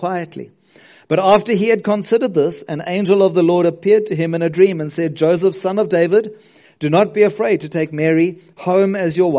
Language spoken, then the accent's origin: English; South Coast, KwaZulu-Natal, South Africa; also born or lived in Westville / Ladybrand, Free State; I grew up on the South Coast. I moved from Westville, where I loved to be English. We moved to the Free State, to Ladybrand, which is a tiny little town, in the Free State